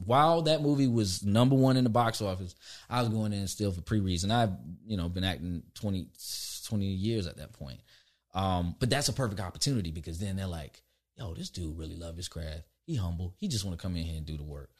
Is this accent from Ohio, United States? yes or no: no; Orlando, Florida, United States; moved away; also born or lived in Albany, Georgia; I was raised in Florida